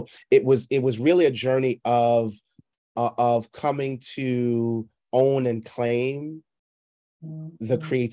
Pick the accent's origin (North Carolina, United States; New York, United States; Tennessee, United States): New York, United States; New York City; I was performing at different clubs around New York City